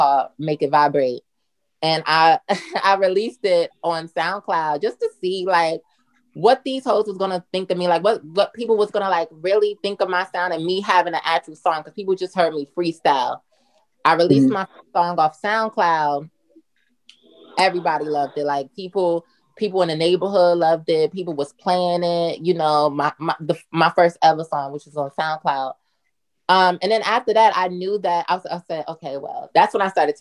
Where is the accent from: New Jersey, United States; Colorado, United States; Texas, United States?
New Jersey, United States; Newark; now in New York, United States; I'm from Newark, New Jersey, born and raised.